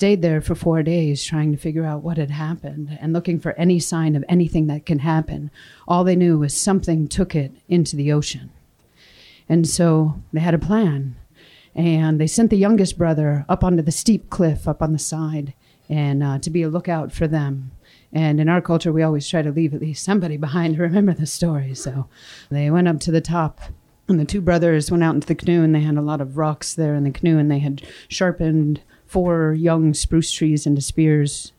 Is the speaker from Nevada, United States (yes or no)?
no; Wrangell, Alaska, United States; I was born and raised a little farther south from here, you know, on Wrangell.